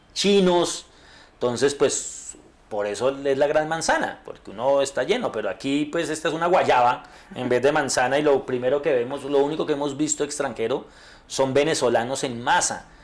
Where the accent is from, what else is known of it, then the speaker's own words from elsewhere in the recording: Bogotá, Colombia; yo soy bogotano